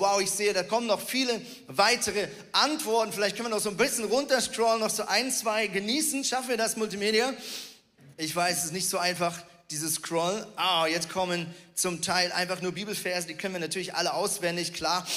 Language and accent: German; Switzerland; moved away as an adult; also born or lived in Northern Germany; now in Germany; ich bin ja Schweizer